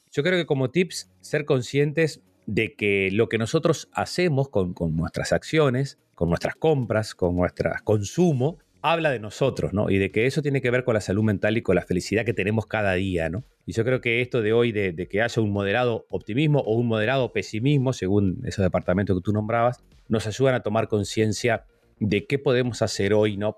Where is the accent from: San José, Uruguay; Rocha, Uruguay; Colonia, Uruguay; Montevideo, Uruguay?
Rocha, Uruguay; Lascano; yo me crié en Las Cano